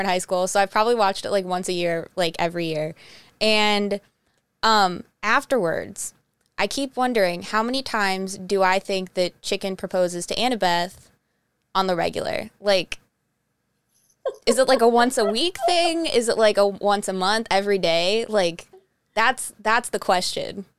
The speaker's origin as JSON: {"language": "English", "town": "Twinsburg", "region": "Ohio", "country": "United States", "said": "I am from Twinsburg, so I'm, like, half hour outside of Cleveland"}